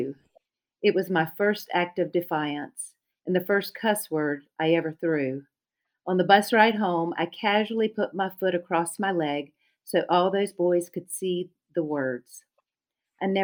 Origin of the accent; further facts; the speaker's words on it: Charlotte, North Carolina, United States; accent: Lumbee dialect; my older sister and younger brother and I grew up in Charlotte